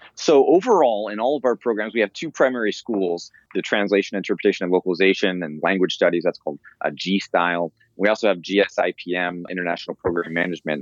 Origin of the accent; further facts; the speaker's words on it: Indiana, United States; moved away as an adult; now in Monterey, United States; I'm a transplant. I'm from Indiana originally.